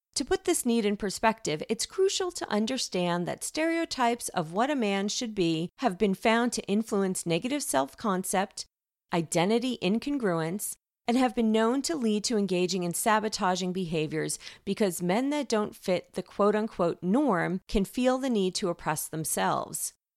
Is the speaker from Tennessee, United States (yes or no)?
no; New York, United States; accent: New York; moved away as an adult; now in California, United States; I was a New Yorker for the first 30 years of my life, and I kid you not, for the first few years, primarily when my accent was still pretty strong